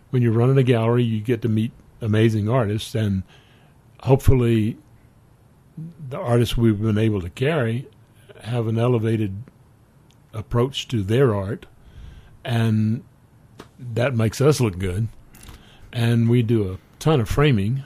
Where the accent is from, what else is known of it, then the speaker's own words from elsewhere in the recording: South Carolina, United States; moved away as an adult; also born or lived in Denver, Colorado; now in Carbondale, United States; I grew up in South Carolina